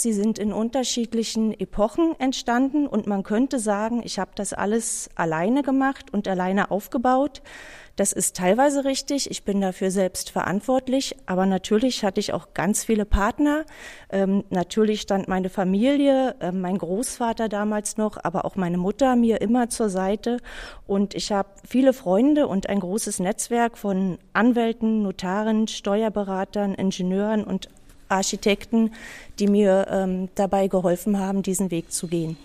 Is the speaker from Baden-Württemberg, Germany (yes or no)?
no; Berlin, Germany; Ich bin ein ähm, sozusagen ein Kind des Prenzlauer Berges